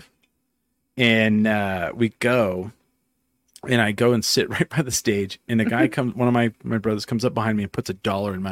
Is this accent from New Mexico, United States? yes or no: yes; Clovis, New Mexico, United States; now in Albuquerque, United States; Where I grew up in Clovis, there was no strip club